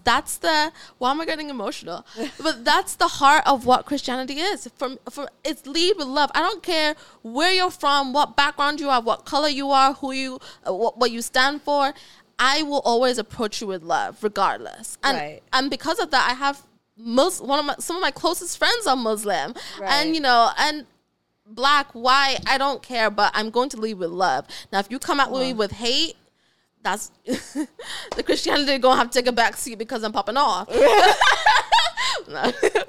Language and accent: English; Ghana; also born or lived in Oklahoma; now in United States; I was raised in Ghana. I was raised in Africa, all around all Black people